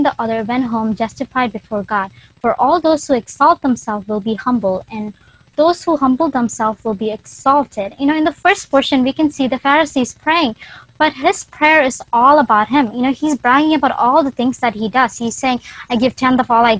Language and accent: English; Philadelphia, Pennsylvania, United States; I am from Philly.